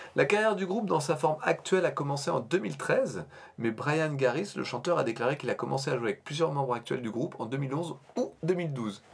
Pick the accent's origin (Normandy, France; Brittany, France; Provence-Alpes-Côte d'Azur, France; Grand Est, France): Normandy, France; à notre accent déplorable, nous pauvres normands.